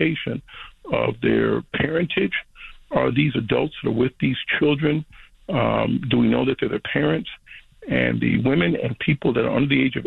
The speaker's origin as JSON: {"language": "English", "town": "Chicago", "region": "Illinois", "country": "United States", "tie": "born or raised there", "said": "growing up in Chicago"}